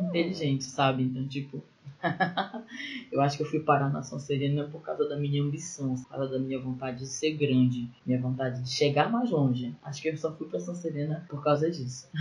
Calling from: Belém, Pará, Brazil; eu falo de Belém.

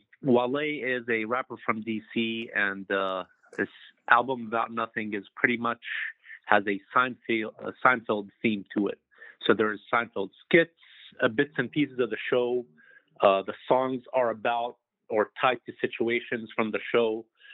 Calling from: Los Angeles, California, United States; I'm calling from Los Angeles, California.

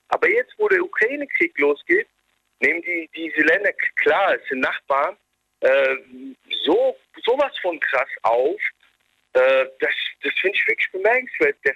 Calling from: Frankfurt, Hesse, Germany; ich komme aus Bornheim, das ist in Frankfurt am Main.

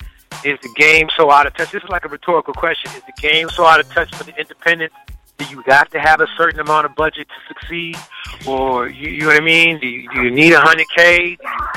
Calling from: Richmond, Virginia, United States; I'm calling from Richmond, Virginia.

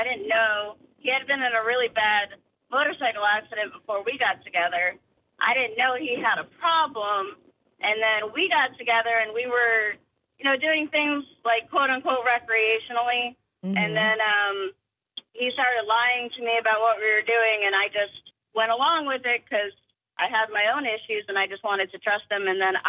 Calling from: Somerville, United States

